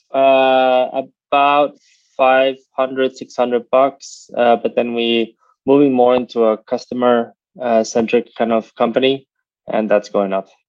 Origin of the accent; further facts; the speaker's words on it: United States; now in Europe; I live in Europe, but I'm American